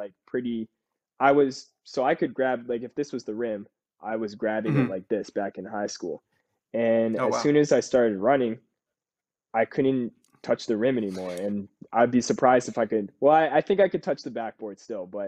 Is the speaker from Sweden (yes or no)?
no; Canada; we're both Canadian